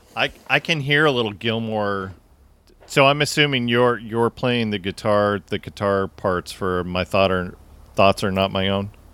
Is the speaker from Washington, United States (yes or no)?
yes; Tacoma, Washington, United States; We grew up in the Tacoma area